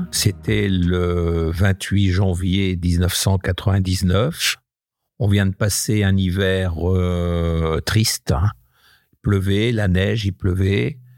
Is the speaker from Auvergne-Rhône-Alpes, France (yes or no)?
no; Hauts-de-France, France; je suis natif du Nord, un petit village euh, dans le Bavésie. Mon papa était cadre à EDF, donc on a beaucoup voyagé aussi de poste en poste euh, et on a atterri dans un petit village à côté de Maubeuge